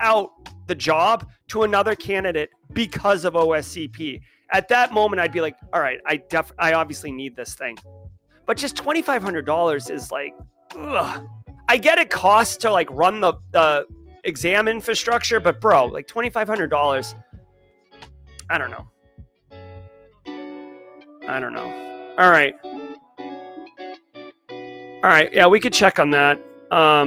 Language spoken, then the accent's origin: English; New England, United States; now in South Carolina Lowcountry, United States; I grew up in New England.